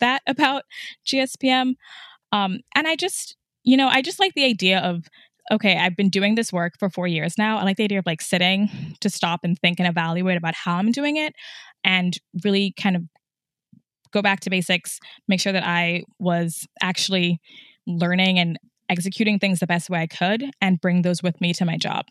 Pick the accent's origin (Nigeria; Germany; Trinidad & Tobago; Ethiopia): Trinidad & Tobago; moved away as an adult; also born or lived in upstate New York, United States; I was born in upstate New York, but I actually grew up in Trinidad, so I'm from the Caribbean, and my parents still live there. I left when I was seventeen